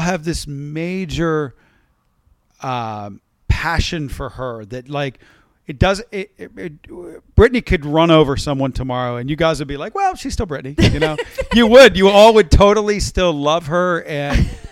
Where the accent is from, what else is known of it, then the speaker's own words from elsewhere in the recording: West Virginia, United States; also born or lived in Baltimore, Maryland / Pittsburgh area, Pennsylvania; growing up in West Virginia